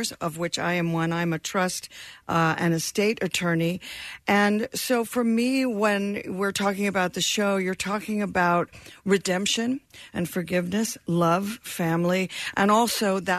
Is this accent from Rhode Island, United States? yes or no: no; Florida, United States; also born or lived in England; I grew up in Florida.